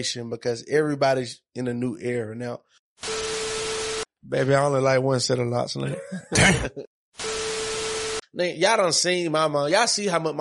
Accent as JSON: {"language": "English", "town": "Monroe", "region": "Georgia", "country": "United States", "said": "I'm from Monroe, Georgia"}